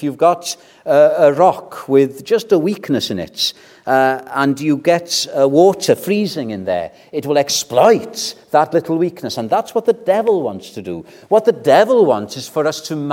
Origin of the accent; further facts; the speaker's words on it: Wales, United Kingdom; When I was brought up in Welsh evangelicalism, it was Welsh-speaking evangelicalism